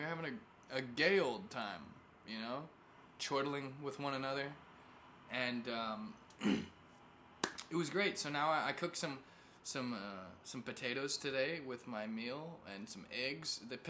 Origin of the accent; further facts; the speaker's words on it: Missouri, United States; also born or lived in California; I'm from Missouri, right? If you didn't catch that. Well, I'm from California and Missouri.